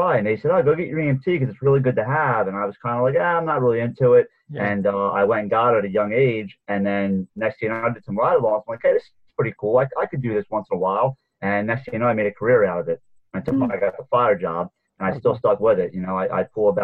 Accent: Gloucester County, New Jersey, United States; I'm from Gloucester County, New Jersey

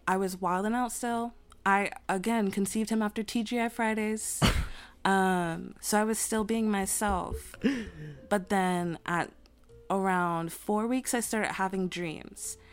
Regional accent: New York City, New York, United States; moved away; also born or lived in Winston-Salem, North Carolina; I lived in Queens throughout my childhood

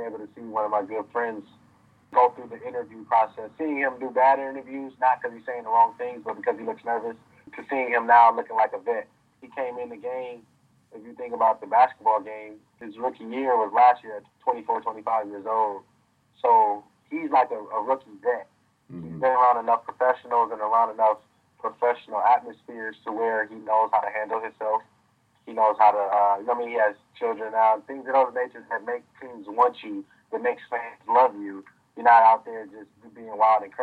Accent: Minneapolis, Minnesota, United States; also born or lived in St. Louis; I'm from Minneapolis and I want to help my city as much as I can

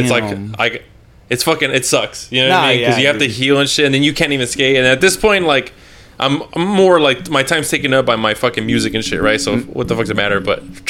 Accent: San Benito, Texas, United States; moved away as an adult; also born or lived in Harlingen, Texas / Olney, Texas; so I was born in Harlingen, but raised in San Benito. So I've been in San Benito since like 1994, legit, when I was born. Like, we legit. Always been from San Benito.

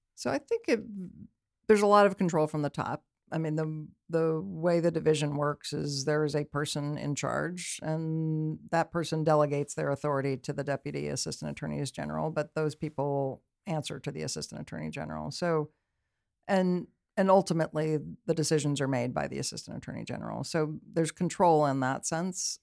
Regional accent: Berkeley, California, United States; also born or lived in Oakland, California; I grew up in Berkeley, technically

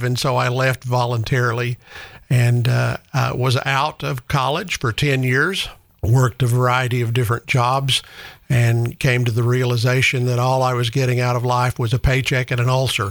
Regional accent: East Tennessee, United States; I grew up in East Tennessee

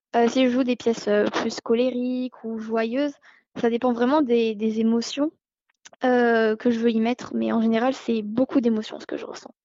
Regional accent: Monaco; je suis monégasque

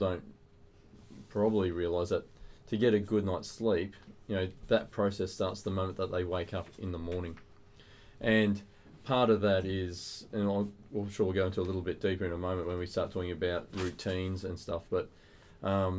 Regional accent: Queensland, Australia; moved away; I'm originally from Queensland

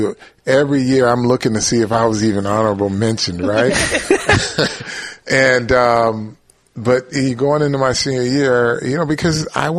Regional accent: Flint, Michigan, United States; moved away; I'm from Flint.

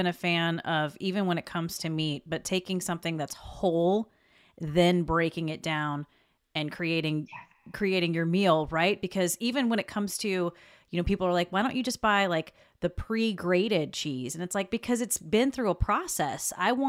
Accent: the South, United States; And I grew up in the South. My grandmother was a farmer, essentially

